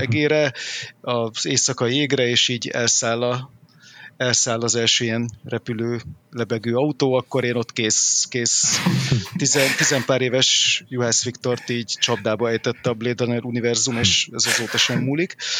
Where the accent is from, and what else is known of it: Hungary; born or raised there